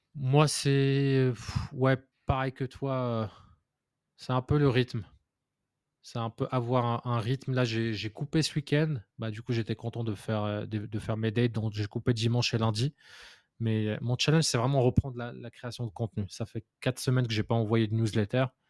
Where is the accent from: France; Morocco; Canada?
Morocco; moved away; d'un point de vue culturel, je venais du Maroc